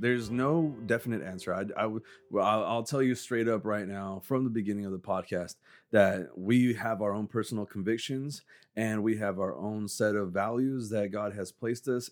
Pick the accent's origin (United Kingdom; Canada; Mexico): Mexico; moved away; I grew up in Mexico